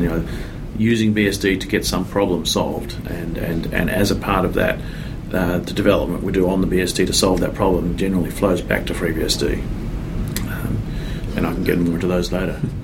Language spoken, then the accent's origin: English; Australia; accent: Australian; moved away as an adult; now in San Francisco Bay Area, United States; I'm originally from Australia. Um, now here in uh, San Francisco Bay Area for 17 years, so I'm a bit mixed up as to where I belong